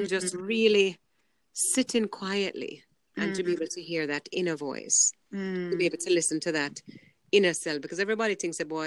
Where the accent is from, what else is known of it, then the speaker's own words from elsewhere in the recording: New York City, New York, United States; I grew up in Brooklyn. I grew up in New York.